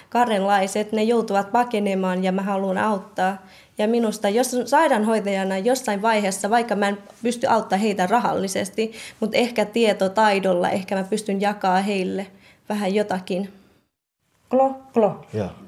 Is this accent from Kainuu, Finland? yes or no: no; Kotka, Kymenlaakso, Finland; also born or lived in Thailand; olen Kotkasta ja olen 23-vuotias sairaanhoitaja-opiskelija.